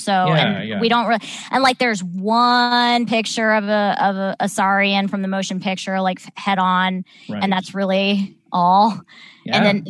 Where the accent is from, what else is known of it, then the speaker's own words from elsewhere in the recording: Southern California, United States; I grew up in Southern California.